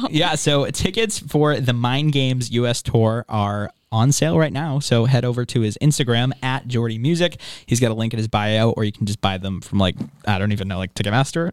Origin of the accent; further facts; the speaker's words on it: Boston, Massachusetts, United States; we're from Boston